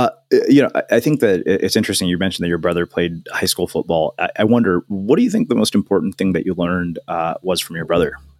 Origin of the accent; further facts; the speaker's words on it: College Station, Texas, United States; because I grew up in College Station, Texas, which is very much like that in a lot of ways.